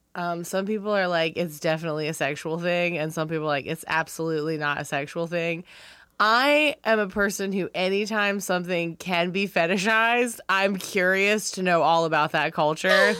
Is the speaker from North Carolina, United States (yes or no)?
yes; Wilmington, North Carolina, United States; moved away; I'm from Wilmington, North Carolina